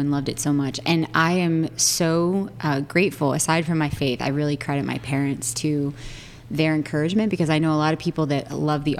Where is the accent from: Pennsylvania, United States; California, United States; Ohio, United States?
Ohio, United States; Cincinnati; I am from Cincinnati, Ohio. Big Italian family there.